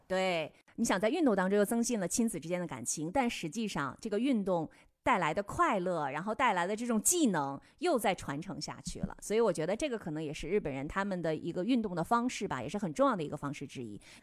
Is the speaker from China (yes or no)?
yes; Northeast China, China; 我们东北菜